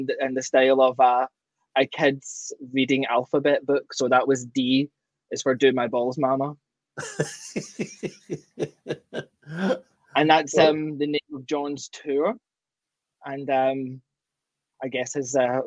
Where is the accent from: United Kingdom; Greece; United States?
United Kingdom; Glasgow, Scotland; now in Ontario, Canada; I'm originally from Glasgow, Scotland, but I'm got dual citizenship now and I'm Canadian